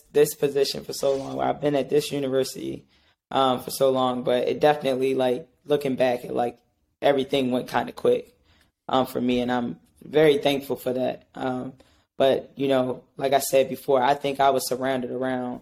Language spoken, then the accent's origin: English; Baltimore, Maryland, United States; moved away as an adult; also born or lived in Delaware / Massachusetts; now in New York, United States; I'm from Maryland, from Baltimore.